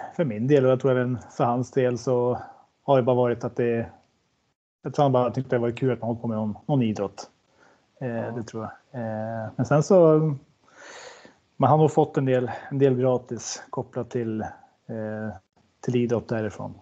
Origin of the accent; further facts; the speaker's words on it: Sundsvall, Västernorrland County, Sweden; Jag är från Granloholm, så det skiljer lite om en liten skogs, skogsväg på en promenad på fyra, fem minuter